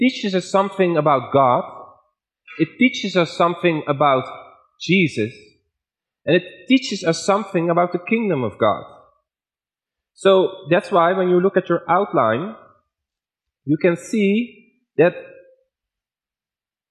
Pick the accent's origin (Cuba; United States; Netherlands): Netherlands; accent: Dutch; English is a second language; now in Dordrecht, Netherlands; I was teaching in Ethiopia with a very strong Dutch accent and very poor English grammar